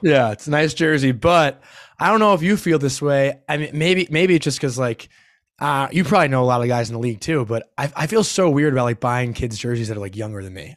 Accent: Long Island, New York, United States; growing up on Long Island and being a Ranger fan

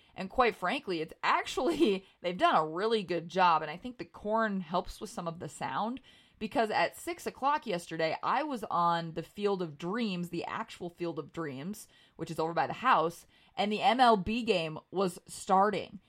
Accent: North Dakota, United States; I grew up in North Dakota

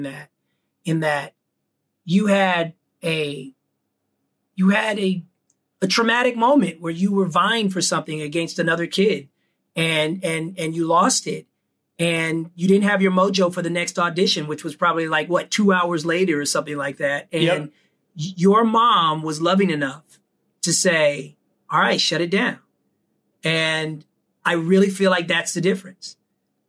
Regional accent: Pasadena, California, United States; my mom would drive all the way from Pasadena to Venice if I had auditions

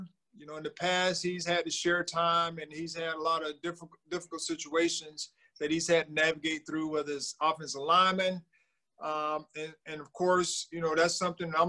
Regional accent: Thomasville, Georgia, United States; born or raised there

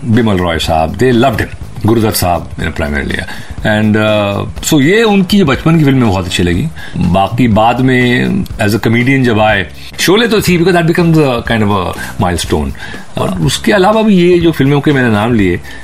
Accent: Mumbai, Maharashtra, India; मैं पैदा हुआ था एक जगह में कॉल्ड बैंड्रा

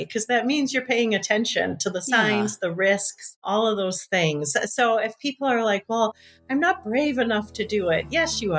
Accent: Michigan, United States; now in Bayfield, United States; I grew up in Michigan

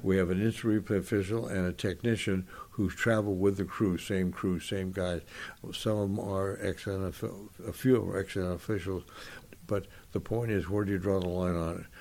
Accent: San Gabriel, California, United States; I grew up in San Gabriel, just four or five miles from the Rose Bowl

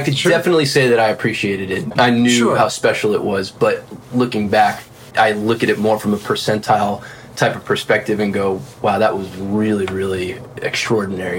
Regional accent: South Florida, United States; moved away as an adult; also born or lived in Nashville / Los Angeles; I'm from South Florida originally

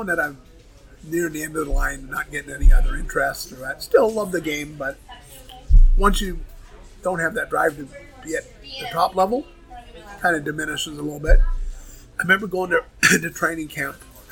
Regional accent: Toronto, Ontario, Canada; moved away as an adult; now in St. Louis, United States; I'm from Toronto

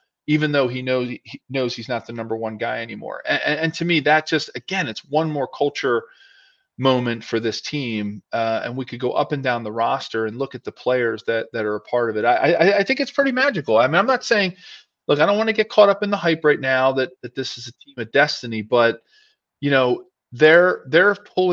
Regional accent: Philadelphia, Pennsylvania, United States; being from Philadelphia

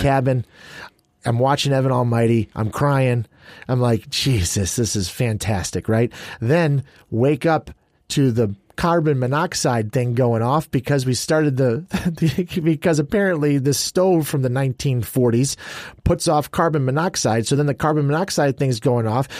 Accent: Chicago, Illinois, United States; moved away; I grew up in Chicago.

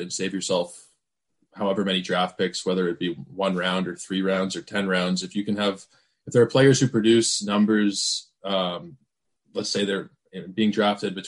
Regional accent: Canada; being Canadian

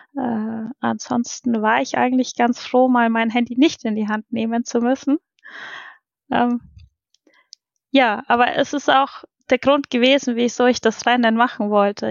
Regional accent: Roth, Bavaria, Germany; komme aus Rot

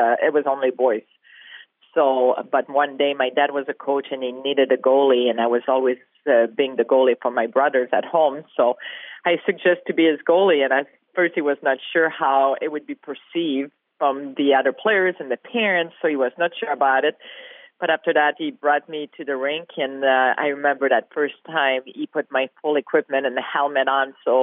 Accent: Quebec, Canada; Growing up in Quebec, obviously, I had two brothers

